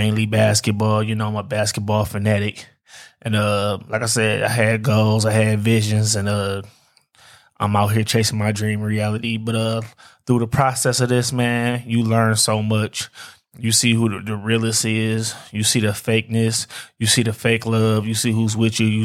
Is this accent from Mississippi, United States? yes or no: no; Detroit, Michigan, United States; I'm from Detroit, man, born and raised.